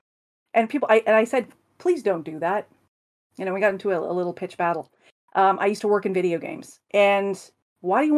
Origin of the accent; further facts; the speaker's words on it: Canada; as a Canadian